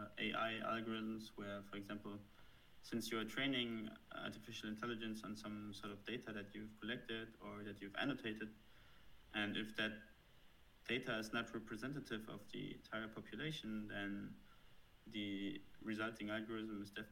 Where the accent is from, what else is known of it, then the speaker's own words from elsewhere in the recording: Germany; accent: German; don't know, German accent